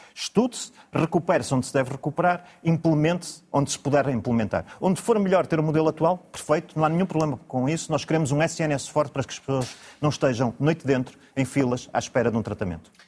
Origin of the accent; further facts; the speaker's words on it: Braga, Norte, Portugal; Eu sou de Braga, concorro aliás pelo Círculo de Braga